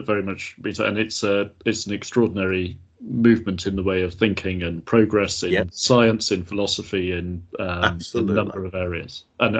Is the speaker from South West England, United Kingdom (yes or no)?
yes; Somerset, South West England, United Kingdom; I come from Somerset